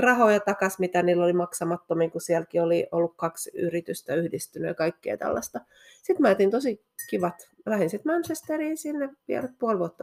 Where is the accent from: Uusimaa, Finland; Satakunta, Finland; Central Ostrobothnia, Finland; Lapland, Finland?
Uusimaa, Finland; Helsinki; moved away as an adult; also born or lived in Espoo / Rome / England; now in Levi, Finland; mä oon Helsingistä kotoisin, Helsingissä ja mm. Espoossa mm. asunut